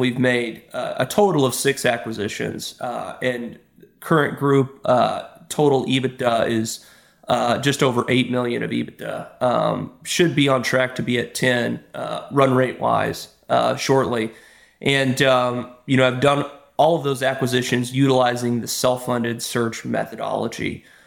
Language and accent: English; Texas, United States; moved away; I'm from Texas originally